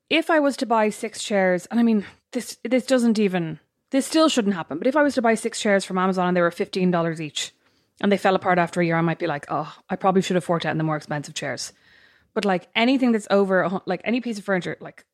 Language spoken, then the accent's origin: English; Ireland; we're Irish